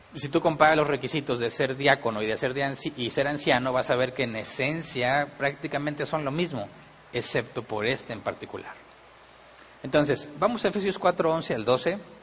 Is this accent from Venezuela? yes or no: no; Mexico